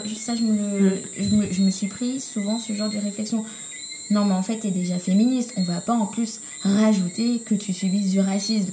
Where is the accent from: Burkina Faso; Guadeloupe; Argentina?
Guadeloupe; chez nous, en Guadeloupe